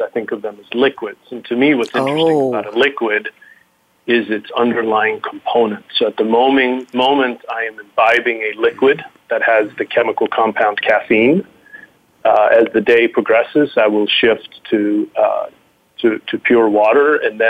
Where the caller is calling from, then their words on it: Nebraska, United States; I am spending the day in the state of Nebraska, so a beautiful place.